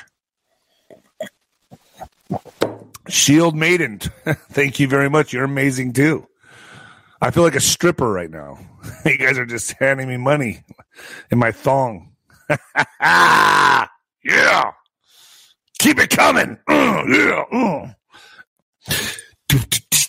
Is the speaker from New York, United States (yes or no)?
no; El Paso, Texas, United States; also born or lived in Ciudad Juárez, Chihuahua, Mexico; I grew up on both sides of the border. I grew up in El Paso and in Juarez, going back and forth my whole life.